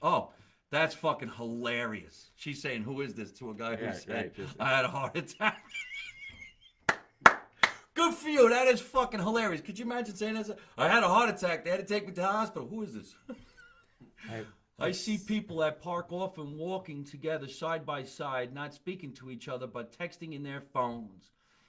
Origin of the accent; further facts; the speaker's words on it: New Orleans, Louisiana, United States; now in Texas, United States; I'm from New Orleans. Live in Texas.